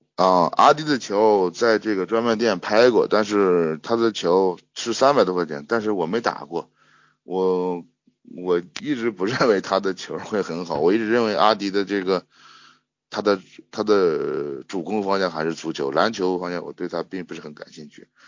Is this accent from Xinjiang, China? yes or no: no; Shanxi, China; 我是山西的